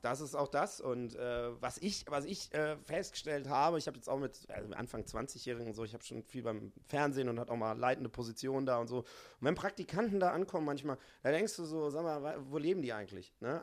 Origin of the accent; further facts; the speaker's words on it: Hamburg, Germany; ich komme ja aus Hamburg